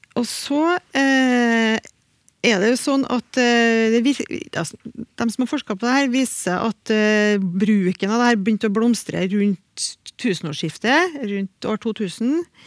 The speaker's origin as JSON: {"language": "Norwegian", "region": "Trøndelag", "country": "Norway", "accent": "Trøndersk", "said": "I trøndersk, iallfall i min dialekt"}